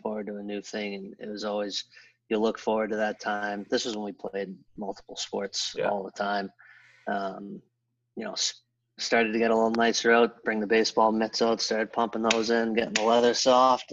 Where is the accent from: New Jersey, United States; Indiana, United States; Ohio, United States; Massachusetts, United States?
Massachusetts, United States; Boston; I grew up in Boston, a lot of cousins and older brothers